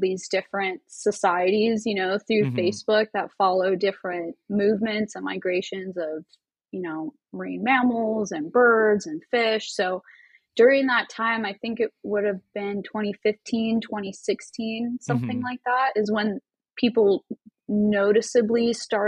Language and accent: English; Anaheim, California, United States; also born or lived in Huntington Beach / Alaska; now in San Diego, United States; I was born here in San Diego, but all my schooling for the most part, like elementary school, middle school, high school, that was all in Anaheim